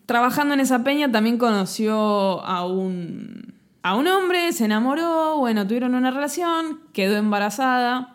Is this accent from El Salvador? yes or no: no; Argentina; hablando así como argentino